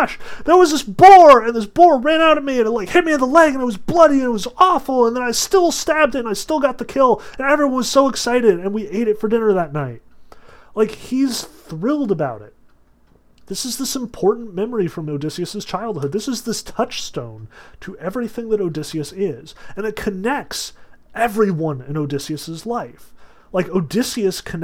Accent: Sussex County, New Jersey, United States; I grew up in Sussex County

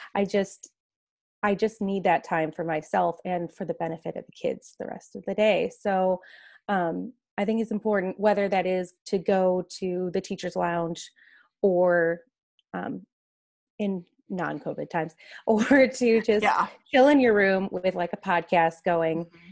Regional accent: Chicago suburbs, Illinois, United States; moved away as an adult; now in Scottsdale, United States; I'm actually originally from the Chicago suburbs.

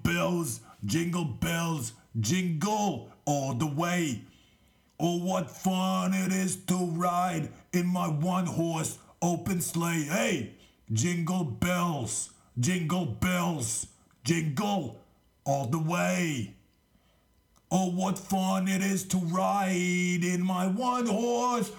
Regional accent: Australia; I'm Australian.

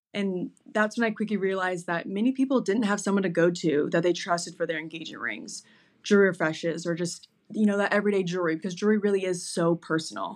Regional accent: Naples, Florida, United States; moved away as an adult; also born or lived in Boston; I was born and raised in Naples, Florida, and I am one of six kids

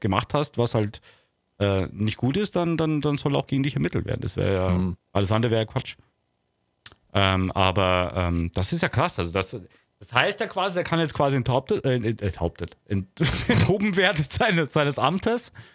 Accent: Bavaria, Germany; ich bin Bayer.

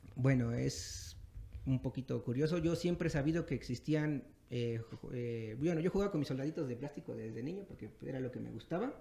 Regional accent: Nuevo Morelos, Veracruz, Mexico; moved away as an adult; now in Texcoco, Mexico; soy originario de Veracruz.

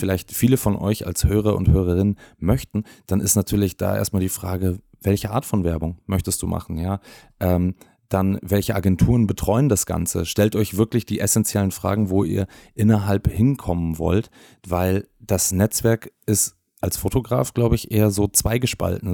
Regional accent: Bavaria, Germany; ich bin aus Bayern

